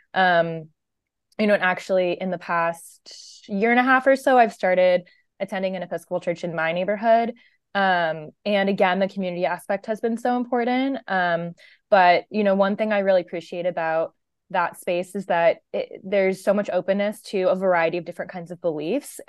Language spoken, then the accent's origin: English; Washington, District of Columbia, United States; moved away as an adult; now in California, United States; I grew up in the Washington, D C area. Um, so actually pretty far from where I live now in California